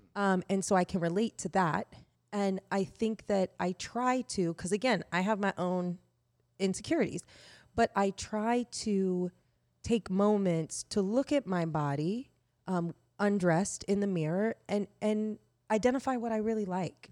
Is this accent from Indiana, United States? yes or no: yes; Indiana, United States; I grew up in Indiana